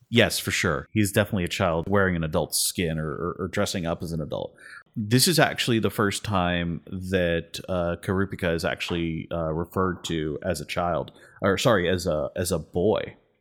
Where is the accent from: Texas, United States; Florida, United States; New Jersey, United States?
Florida, United States; Miami; growing up in Miami, you know, as a Hispanic person